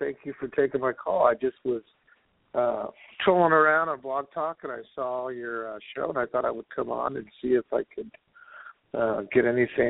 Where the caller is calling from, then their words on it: California, United States; I'm calling from California.